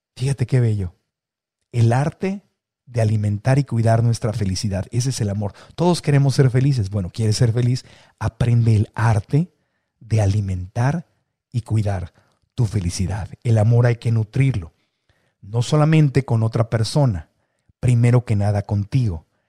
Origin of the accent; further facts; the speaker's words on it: Mexico; como buen mexicano